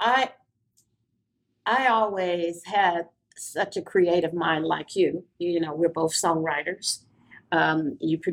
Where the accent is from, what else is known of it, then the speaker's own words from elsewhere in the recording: Gary, Indiana, United States; I'm from Gary, Indiana